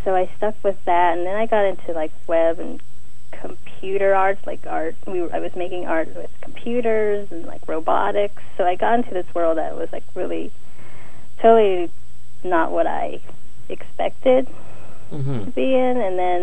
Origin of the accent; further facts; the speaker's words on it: Pittsburgh, Pennsylvania, United States; moved away as an adult; now in San Francisco, United States; I was born in Pittsburgh, and I was born and raised there, and I moved to San Francisco after high school